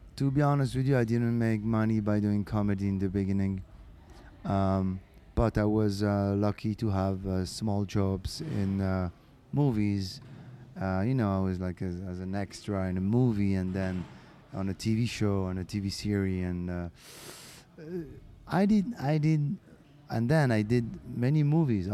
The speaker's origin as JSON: {"language": "English", "country": "Morocco", "tie": "born or raised there", "also_born_or_lived": "France / Canada", "second_language": "English", "moved": "yes", "said": "I was born in Morocco"}